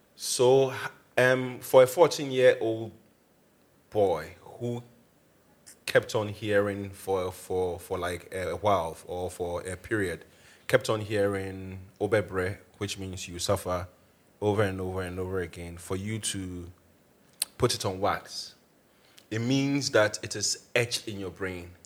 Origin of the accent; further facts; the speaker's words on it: Accra, Greater Accra, Ghana; I grew up in Accra.